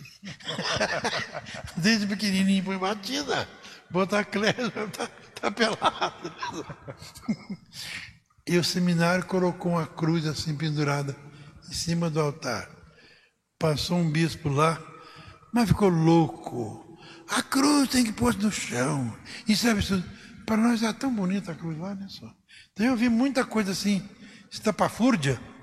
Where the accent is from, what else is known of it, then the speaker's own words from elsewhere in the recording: Cristais Paulista, São Paulo, Brazil; moved away as an adult; also born or lived in Ribeirão Preto; A minha cidade natal é Cristais Paulista